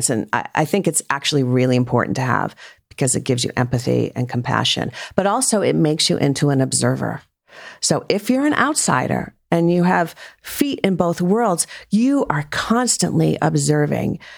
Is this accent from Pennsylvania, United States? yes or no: no; Rhode Island, United States; I grew up in Rhode Island.